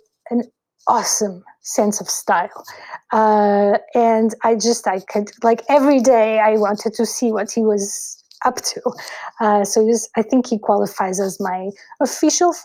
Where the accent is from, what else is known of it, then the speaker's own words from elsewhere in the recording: Lisbon, Portugal; I was brought up in Lisbon, and I was born in Lisbon, which is the capital of Portugal